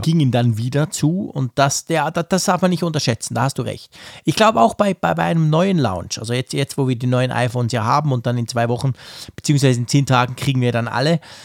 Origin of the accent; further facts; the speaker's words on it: Switzerland; ich als Schweizer